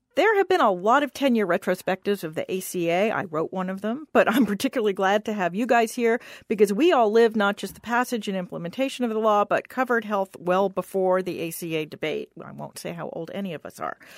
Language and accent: English; Washington, District of Columbia, United States; I grew up practically on Capitol Hill. Both my parents had worked there